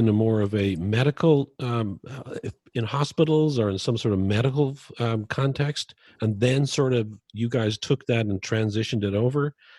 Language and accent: English; Dublin, Leinster, Ireland; born there; moved away as an adult; I was born in Dublin, Ireland, and I came over here when I was 20.